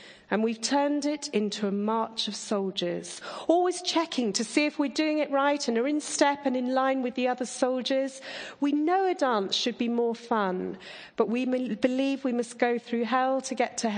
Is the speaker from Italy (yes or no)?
no; Surrey, South East England, United Kingdom; I grew up in Surrey